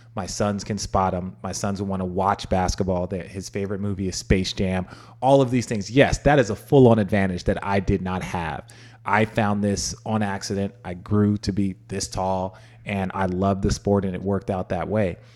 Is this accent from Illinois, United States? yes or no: no; Phoenix, Arizona, United States; also born or lived in Los Angeles; I grew up in Phoenix